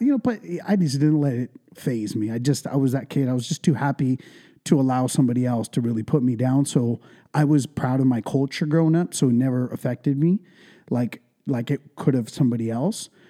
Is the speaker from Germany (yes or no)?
no; Ventura, California, United States; first language English and Punjabi; also born or lived in India; I was raised in East Ventura since I was about two years old. So like all I really know is Ventura County, the 805